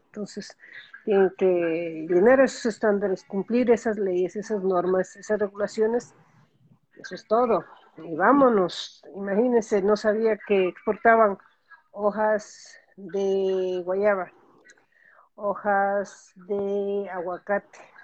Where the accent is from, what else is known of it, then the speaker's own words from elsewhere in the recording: Ecuador; now in United States; yo como ecuatoriana